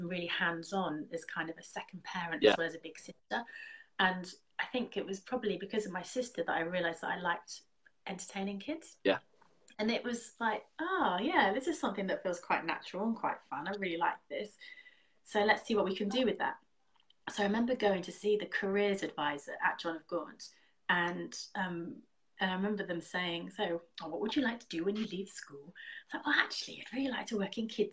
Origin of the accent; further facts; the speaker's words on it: Trowbridge, South West England, United Kingdom; moved away as an adult; I'm a Trowbridge girl, born and bred. I was born in Trowbridge Hospital